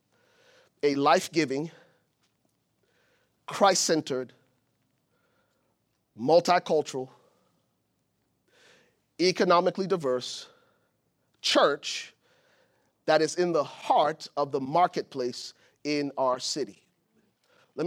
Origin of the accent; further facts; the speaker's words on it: Liberia; moved away; I'm from Liberia, West Africa.